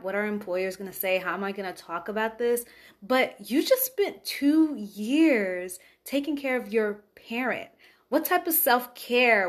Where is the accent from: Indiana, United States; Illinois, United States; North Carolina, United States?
Illinois, United States; Chicago; I'm from Chicago. Grew up in the South Suburbs